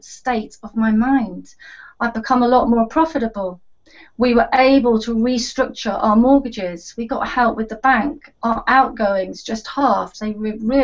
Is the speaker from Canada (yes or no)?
no; Oxford, South East England, United Kingdom; moved away as an adult; now in Dubai, United Arab Emirates; I'm originally from Oxford back in the UK, but I've been living in Dubai for about 13 years